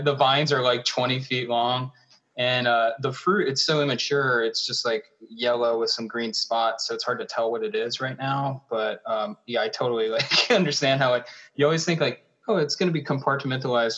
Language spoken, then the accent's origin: English; Charlotte, North Carolina, United States; moved away as an adult; now in Minnesota, United States; i'm from charlotte north carolina